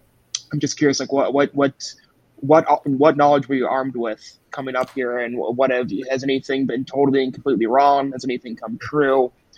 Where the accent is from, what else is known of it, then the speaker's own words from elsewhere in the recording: Minnesota, United States; As a Minnesotan